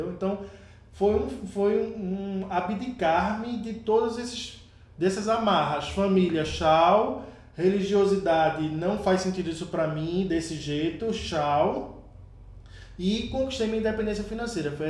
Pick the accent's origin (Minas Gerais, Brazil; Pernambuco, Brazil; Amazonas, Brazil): Pernambuco, Brazil; Olinda; moved away as an adult; now in Toritama, Brazil; Eu sou de Olinda e vim para Toritama, que é um interior de Pernambuco, é um polo de produção de confecção.